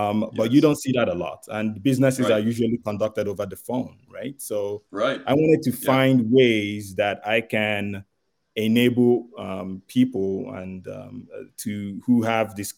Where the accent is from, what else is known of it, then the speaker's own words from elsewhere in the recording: Nigeria; also born or lived in Igbo tribe; now in Canada; I am originally from Nigeria, and I have a charity registered here in Canada